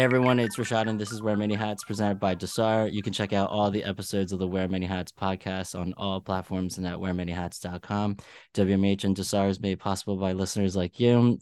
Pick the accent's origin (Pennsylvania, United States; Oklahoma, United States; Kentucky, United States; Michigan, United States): Pennsylvania, United States; Philadelphia; now in New York, United States; I'm from Philly